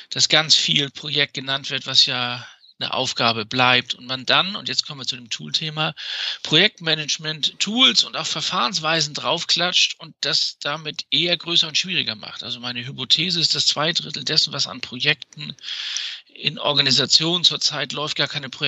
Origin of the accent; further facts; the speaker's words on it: Hamburg, Germany; Ich komme nämlich aus Hamburg, aus dem Norden. Ich Bin auch ein Kind des Nordens.